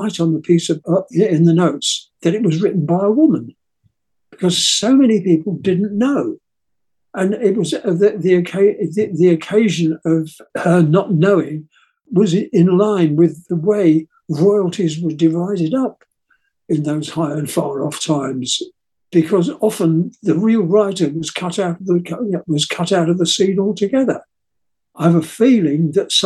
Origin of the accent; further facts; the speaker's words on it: England, United Kingdom; I'm English